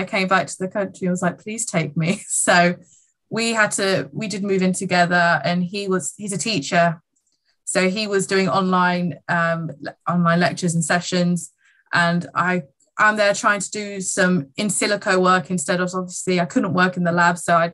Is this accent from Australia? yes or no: no; England, United Kingdom; university college in England. So I get to stay in my home country.